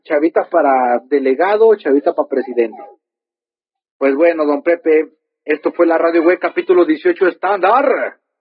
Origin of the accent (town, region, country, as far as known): Mexico